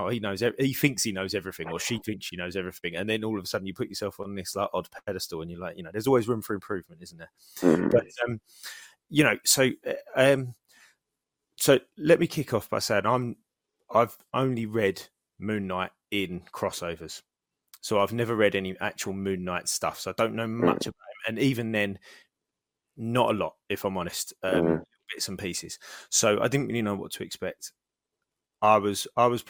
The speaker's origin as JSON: {"language": "English", "country": "United Kingdom", "said": "I'm British."}